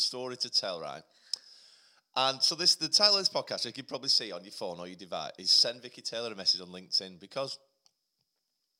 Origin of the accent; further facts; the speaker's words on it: Chorley, North West England, United Kingdom; I'm 38 from Chorley